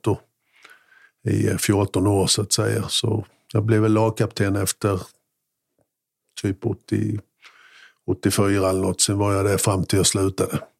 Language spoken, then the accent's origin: Swedish; Mjällby, Blekinge, Sweden; also born or lived in Gammalstorp / Norje; Jag kommer från en liten by som heter Gammalstorp från början och har flyttat runt lite grann. Gammalstorp, Norge, Mjällby